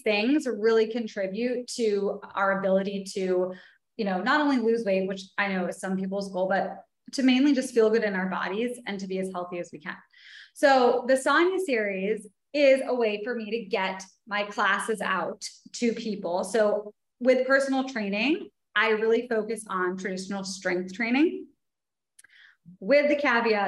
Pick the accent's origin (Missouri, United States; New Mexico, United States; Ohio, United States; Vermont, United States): Vermont, United States; also born or lived in New York City; now in Los Angeles, United States; So I'm originally from Vermont. So hence the nature aspect